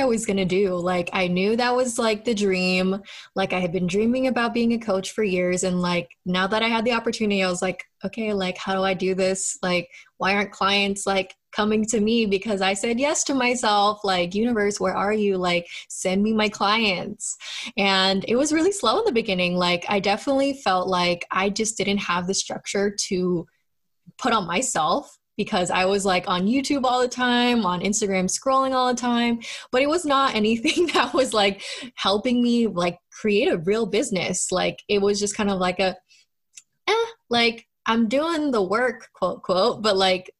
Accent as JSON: {"language": "English", "town": "Boston", "region": "Massachusetts", "country": "United States", "tie": "born or raised there", "said": "I'm from Boston, Massachusetts. I grew up out here"}